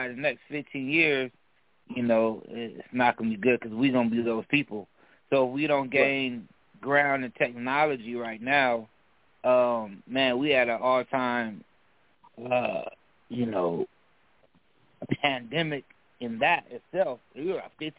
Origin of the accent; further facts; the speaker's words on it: San Diego, California, United States; also born or lived in San Francisco Bay Area / Virginia; now in Atlanta, United States; I'm originally from San Diego. That's where I grew up.